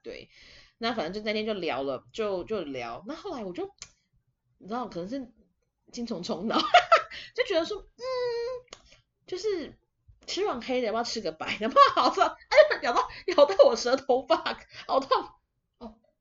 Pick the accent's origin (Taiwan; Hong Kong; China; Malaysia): Taiwan; 我们台湾这边